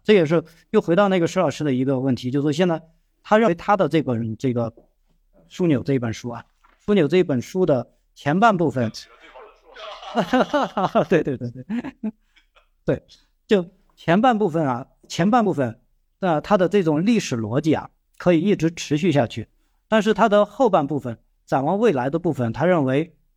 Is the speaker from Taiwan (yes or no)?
no; China; 我们中国人